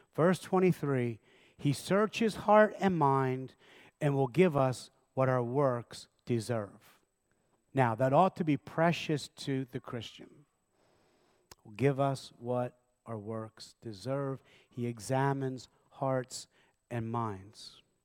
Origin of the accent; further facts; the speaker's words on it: Lancaster County, Pennsylvania, United States; I was raised in Lancaster County